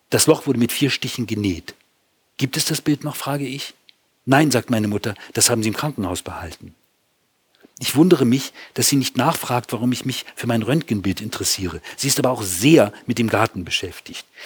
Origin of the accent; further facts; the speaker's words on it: Hamburg, Germany; also born or lived in Austria; Ich komme aus dem Norden. Ich komme aus Hamburg.